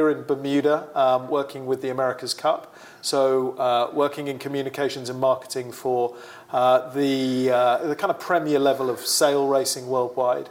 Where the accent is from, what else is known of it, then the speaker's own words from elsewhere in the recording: United Kingdom; moved away; Originally from the UK, my accent does confuse some people. A lot of people think I'm Australian, but I'm absolutely not. Very much British